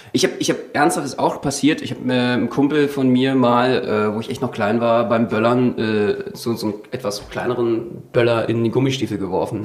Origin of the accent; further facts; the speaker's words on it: Berlin, Germany; ich bin ja Berliner